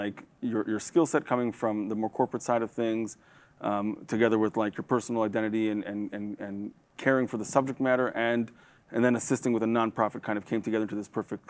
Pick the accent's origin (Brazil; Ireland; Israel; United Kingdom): Israel; now in United States; was born and raised in Israel with American parents